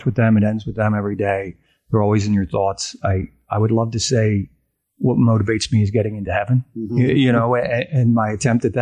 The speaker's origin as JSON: {"language": "English", "region": "New Jersey", "country": "United States", "tie": "born or raised there", "moved": "as an adult", "lives_now": "Central Pennsylvania, United States", "said": "I grew up in New Jersey"}